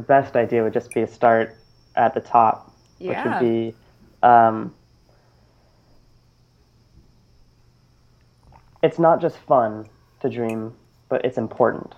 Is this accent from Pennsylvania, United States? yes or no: no; Boulder, Colorado, United States; I grew up in Boulder, Colorado, which has over 300 days of sunshine a year